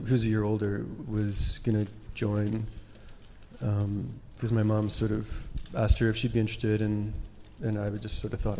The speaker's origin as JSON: {"language": "English", "town": "Regina", "region": "Saskatchewan", "country": "Canada", "tie": "born or raised there", "also_born_or_lived": "Vancouver", "moved": "yes", "said": "I'm from Saskatchewan."}